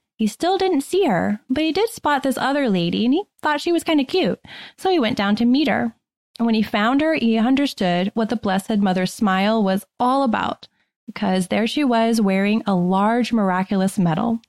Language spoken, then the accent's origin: English; Shrewsbury, Massachusetts, United States; I grew up in Shrewsbury, Massachusetts